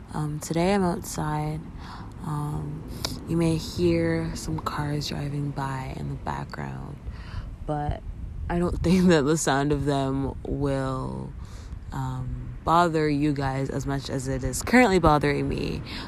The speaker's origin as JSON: {"language": "English", "country": "Canada", "said": "as a Canadian"}